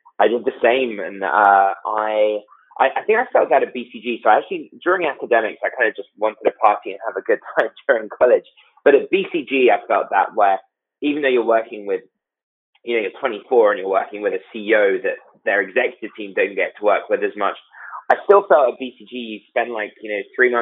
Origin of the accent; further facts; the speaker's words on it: London, United Kingdom; accent: British; moved away as an adult; also born or lived in New York; now in United States; I grew up in London with a Greek dad, British mother